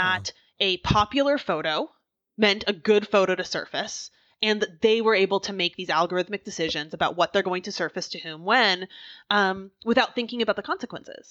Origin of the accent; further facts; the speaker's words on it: Oregon, United States; now in Philadelphia, United States; I grew up in Oregon